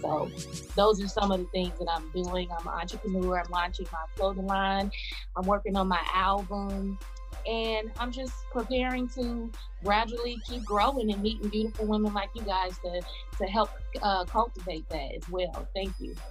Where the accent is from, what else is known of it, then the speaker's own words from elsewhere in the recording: Chicago, Illinois, United States; moved away as an adult; now in Atlanta, United States; I'm originally from Chicago, the west side of Chicago